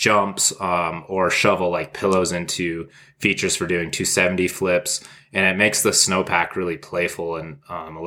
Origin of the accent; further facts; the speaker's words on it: Seeley Lake, Montana, United States; we grew up in Seeley. It's our hometown.